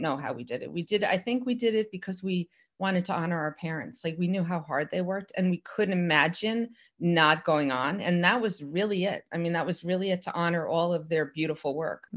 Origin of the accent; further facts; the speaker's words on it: New Jersey, United States; I grew up in New Jersey